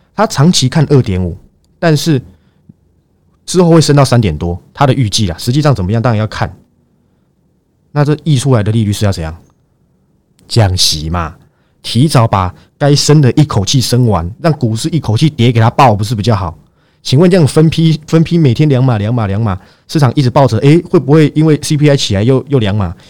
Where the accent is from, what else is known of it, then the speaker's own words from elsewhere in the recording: Taiwan; 因为我不是闽南人，不好意思，我是台湾人